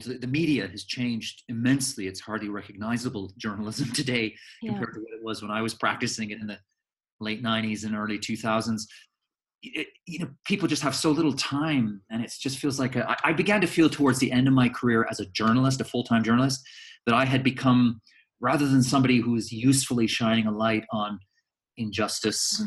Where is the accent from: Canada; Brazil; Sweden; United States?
Canada; moved away as an adult; also born or lived in Edinburgh, Scotland; now in London, United Kingdom; My parents up sticks and emigrated to Canada when I was a baby. So I grew up in Canada. I'm Canadian.